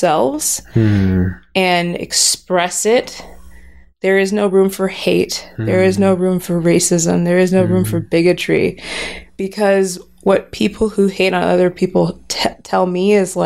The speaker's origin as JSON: {"language": "English", "town": "Los Angeles", "region": "California", "country": "United States", "tie": "born or raised there", "also_born_or_lived": "Pasadena", "said": "I was born and raised in Los Angeles"}